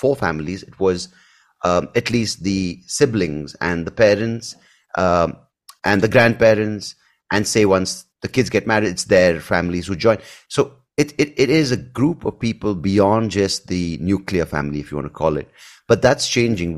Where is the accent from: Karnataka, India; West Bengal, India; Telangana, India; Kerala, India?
Karnataka, India; Bangalore; I grew up in Bangalore